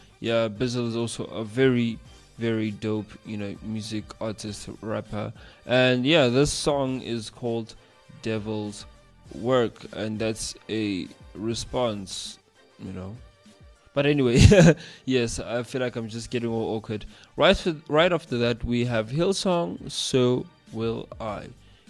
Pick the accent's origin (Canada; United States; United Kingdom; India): United Kingdom; accent: British; But yeah, enough about me ranting about my British accent.